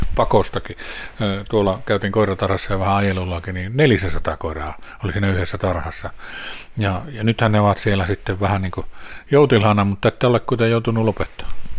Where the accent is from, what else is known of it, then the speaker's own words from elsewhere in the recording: Lapland, Finland; täällä meillä Lapissa